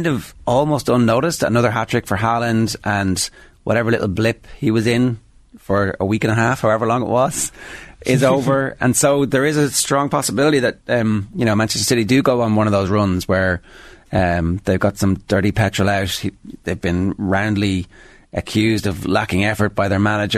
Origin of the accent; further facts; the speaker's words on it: Ireland; Irish football fans